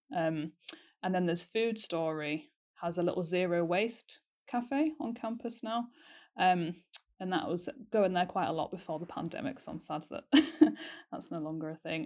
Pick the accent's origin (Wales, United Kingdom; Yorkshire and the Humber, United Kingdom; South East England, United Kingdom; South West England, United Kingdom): Yorkshire and the Humber, United Kingdom; moved away as an adult; now in Aberdeen, United Kingdom; I'm from North Yorkshire and I've also been here for four years.